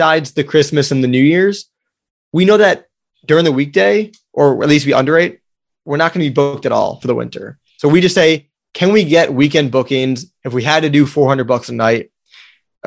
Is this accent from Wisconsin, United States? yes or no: yes; Wisconsin, United States; moved away; I grew up in Wisconsin